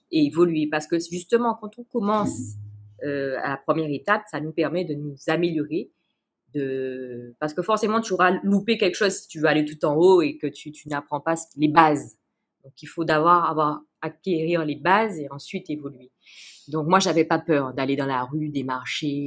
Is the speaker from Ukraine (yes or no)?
no; Guadeloupe; also born or lived in Canada; now in France